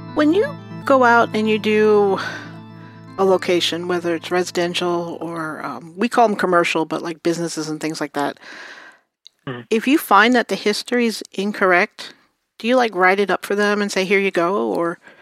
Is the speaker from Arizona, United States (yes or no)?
no; New York City, New York, United States; I grew up in Brooklyn.